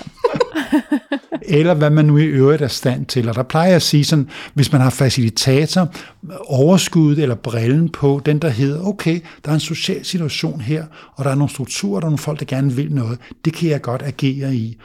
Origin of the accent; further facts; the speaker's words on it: Denmark; vi danskere